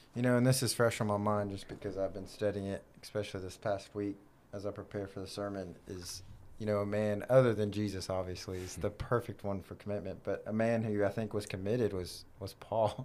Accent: United States; as an American Christian

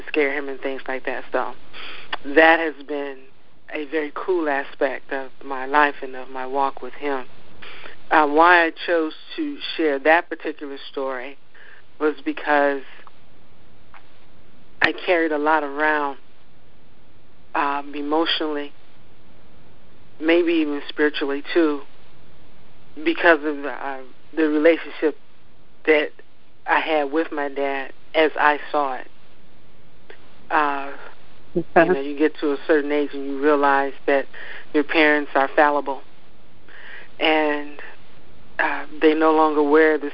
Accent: Ohio, United States; now in Maryland, United States; though I am not originally from Maryland, I'm from Ohio, I am a Marylander in that I love my crab

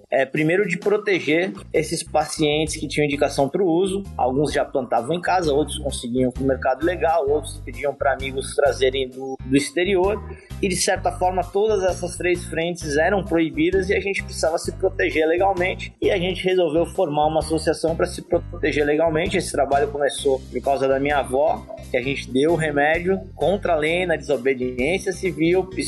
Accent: São Paulo, Brazil; now in Florianópolis, Brazil; eu venho de São Paulo, moro em Florianópolis há 32 anos

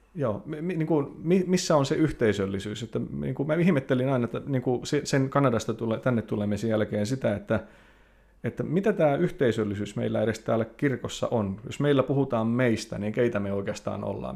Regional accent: Lapua, South Ostrobothnia, Finland; moved away as an adult; also born or lived in North America; synnyin seudullani Lapualla

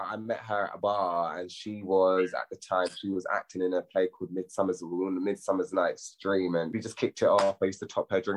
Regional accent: London, United Kingdom; I grew up in Hornsey. I grew up in North London

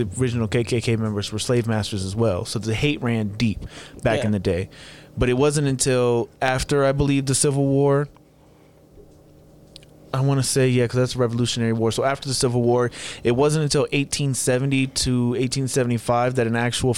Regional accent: Marietta, Georgia, United States; I'm from Georgia. I'm from Marietta, Georgia, to be exact.

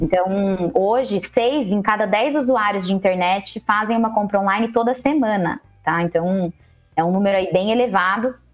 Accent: Jundiaí, São Paulo, Brazil; moved away as an adult; Ah, mas eu mudei também de São Paulo, voltei para Jundiaí, que é a minha cidade natal

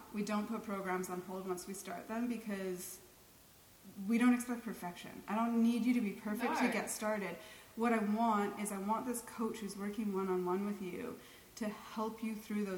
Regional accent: Canada; I'm too Canadian

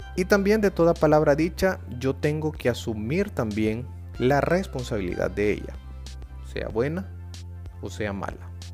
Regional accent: El Salvador; de El Salvador

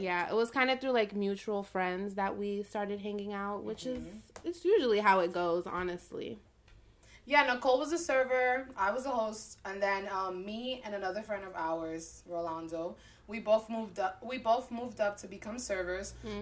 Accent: Newark, New Jersey, United States; I was born in Newark, the ghetto. But I was raised in a white town

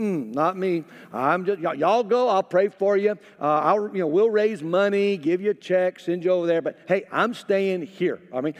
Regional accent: Mississippi, United States; I grew up in Mississippi, and I grew up where, honestly, in my high school, African American people outnumbered Caucasian people.

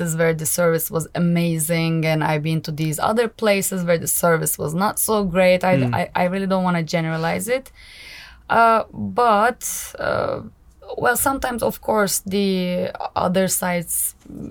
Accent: Izmir, Turkey; moved away as an adult; also born or lived in Istanbul, Turkey; now in Hungary; My hometown is Izmir. I was born and raised in Izmir. I lived in Istanbul.

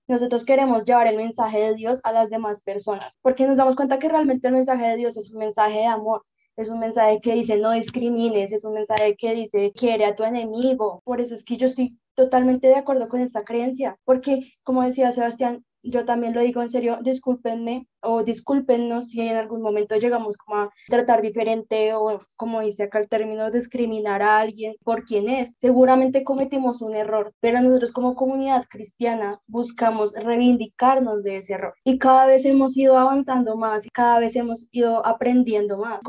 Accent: Colombia; yo nací en Colombia, yo soy cristiana

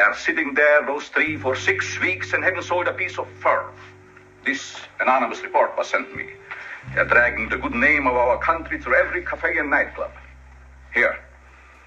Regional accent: Hungary; English is a second language; moved away as an adult; now in United States; I'm Hungarian by birth. I'm an American now

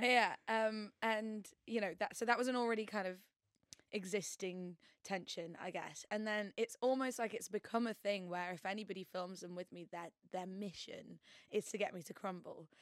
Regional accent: York, Yorkshire and the Humber, United Kingdom; moved away as an adult; now in London, United Kingdom; I'm originally from York, not the most queer uh, place on earth.

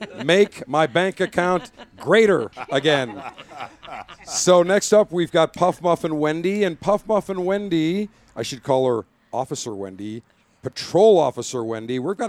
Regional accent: Buffalo, New York, United States; now in Florida, United States; I grew up in Buffalo

